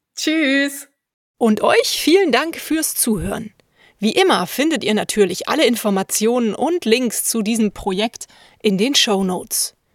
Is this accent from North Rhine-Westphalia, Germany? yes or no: yes; Cologne, North Rhine-Westphalia, Germany; den wir hier in meiner Heimatstadt manchmal haben